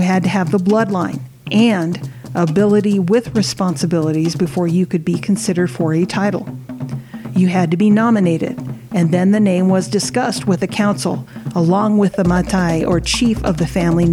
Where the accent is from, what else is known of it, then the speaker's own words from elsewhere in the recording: United States; first language Samoan; also born or lived in Samoa; I was raised in the U.S. and stopped speaking my native tongue when I began living with my father.